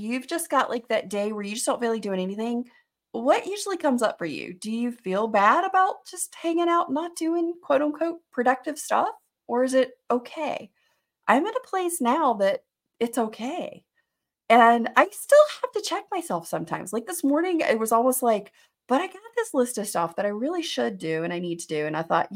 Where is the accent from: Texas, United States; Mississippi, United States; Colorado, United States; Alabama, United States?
Alabama, United States; I grew up in Alabama as well, but you know, I grew up in a different area. I grew up in like the second largest city in the state.